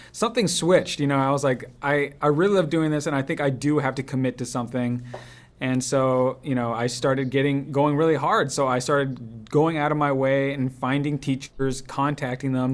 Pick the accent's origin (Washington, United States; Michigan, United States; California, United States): California, United States; Los Angeles; have it be my hometown